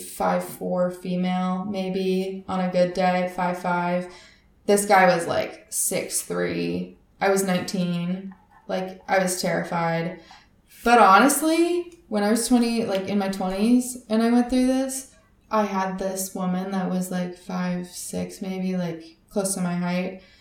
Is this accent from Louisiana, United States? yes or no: no; Northern California, United States; I grew up in Northern California, so in the mountains